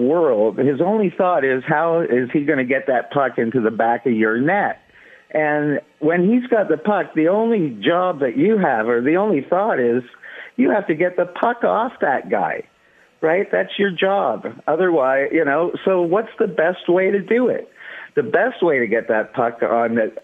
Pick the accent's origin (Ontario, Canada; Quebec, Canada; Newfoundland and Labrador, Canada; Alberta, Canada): Ontario, Canada; Toronto; moved away as an adult; now in Las Vegas, United States; I'm from Toronto, Canada originally